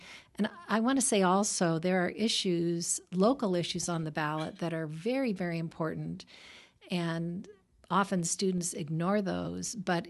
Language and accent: English; Oregon, United States; born there; moved away; I was born in Oregon. I was educated back east. I worked up in Menlo Park.